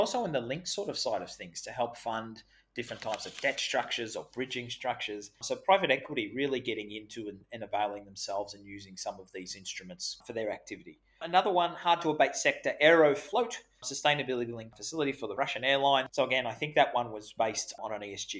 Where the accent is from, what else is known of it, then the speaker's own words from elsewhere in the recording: Australia; accent: Australian; my Australian accent's